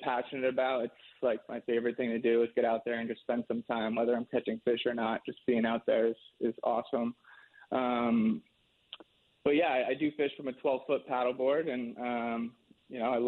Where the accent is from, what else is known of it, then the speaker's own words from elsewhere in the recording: Madison, Connecticut, United States; I grew up in Madison, Connecticut